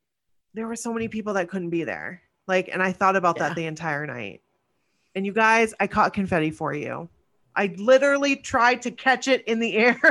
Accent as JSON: {"language": "English", "region": "Maine", "country": "United States", "said": "I'm from Maine."}